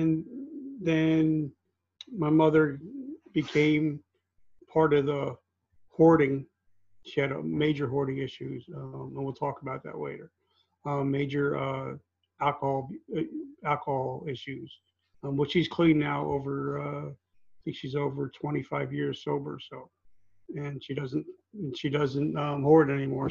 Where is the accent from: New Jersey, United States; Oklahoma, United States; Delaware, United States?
New Jersey, United States; also born or lived in South Carolina; I grew up in New Jersey